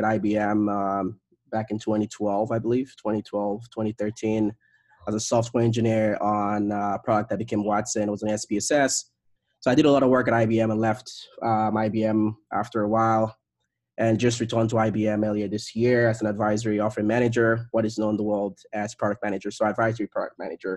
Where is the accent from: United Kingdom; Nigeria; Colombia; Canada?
Nigeria; I was born, I grew up in Nigeria